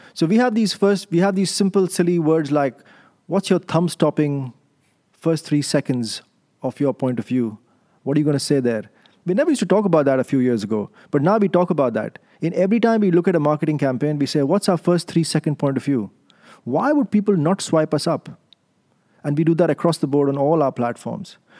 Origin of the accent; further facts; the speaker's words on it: Delhi, India; moved away as an adult; also born or lived in London; now in Amsterdam, Netherlands; my upbringing is in India. I'm in, I'm, I'm born Indian. I was born in Delhi to Indian parents. And then I did my M B A there